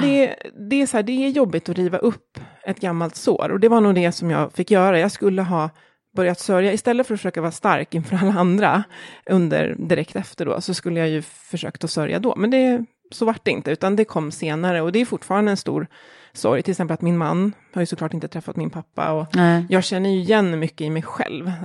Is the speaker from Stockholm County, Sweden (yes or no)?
yes; Jakobsberg, Stockholm County, Sweden; also born or lived in Australia / Åre; jag är uppväxt i Jakobsberg